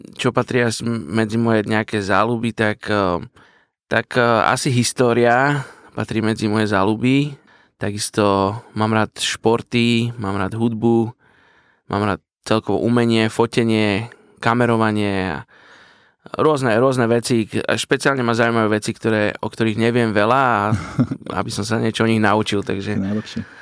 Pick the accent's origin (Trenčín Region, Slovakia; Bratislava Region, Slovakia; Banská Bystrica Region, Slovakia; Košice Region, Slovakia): Bratislava Region, Slovakia; Bratislava; A som z Bratislavy, narodil som sa v Bratislave, vyrastal som tu celý život